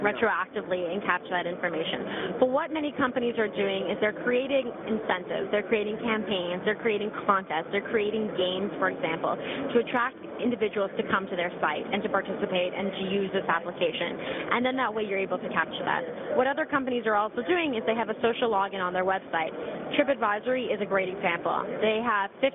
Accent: Canada; now in Milan, Italy; I'm actually a Canadian working out of Milan

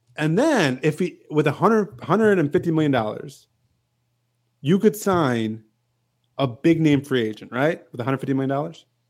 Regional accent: Macon, Georgia, United States; I flew out from Macon, my hometown here

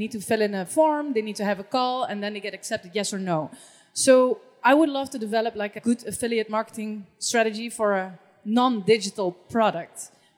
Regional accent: Netherlands; I'm from the Netherlands.

